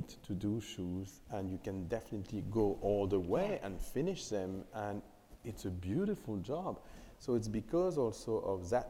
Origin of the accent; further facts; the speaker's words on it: Paris, Île-de-France, France; I was born and raised in Paris